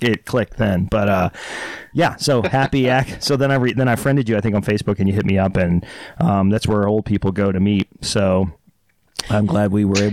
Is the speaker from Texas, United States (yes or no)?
yes; Dallas, Texas, United States; moved away; Born and raised, yeah, Dallas, Texas